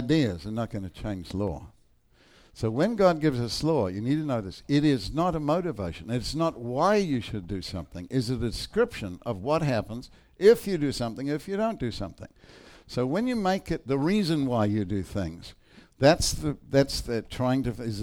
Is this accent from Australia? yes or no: no; New Zealand; I'm from New Zealand